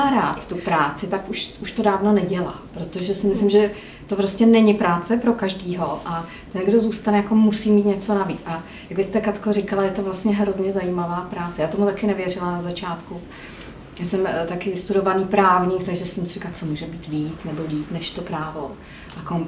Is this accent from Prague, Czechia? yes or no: no; Jindřichův Hradec, South Bohemian Region, Czechia; a já jsem z Jindřichova Hradce.